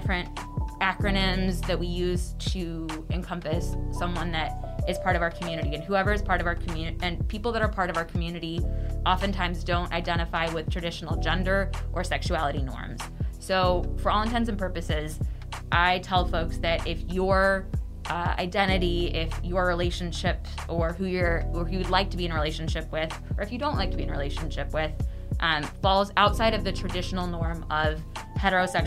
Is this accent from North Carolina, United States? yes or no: no; Chicago suburbs, Illinois, United States; moved away as an adult; also born or lived in Indiana / Fayetteville, Arkansas; now in Arkansas, United States; I'm originally from Chicagoland. I grew up in the Chicago suburbs